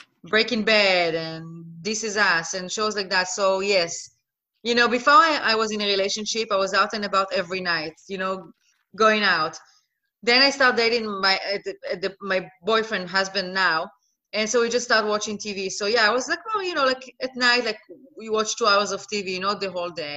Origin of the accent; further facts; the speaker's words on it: Israel; English is a second language; moved away as an adult; also born or lived in Netherlands / Los Angeles, United States; now in Miami, United States; I'm originally from Israel. I was born and raised in Israel